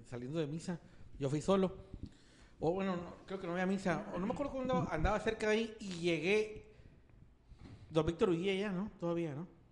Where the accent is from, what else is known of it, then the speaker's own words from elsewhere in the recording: Mexico; soy mexicano